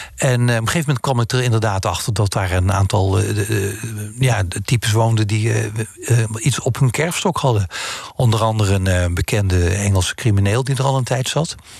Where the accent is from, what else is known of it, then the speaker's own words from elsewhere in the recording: Netherlands; moved away as an adult; also born or lived in France; als Nederlander